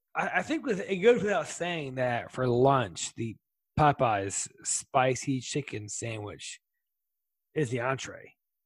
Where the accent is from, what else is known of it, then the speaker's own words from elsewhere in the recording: the South, United States; So even though I'm from the South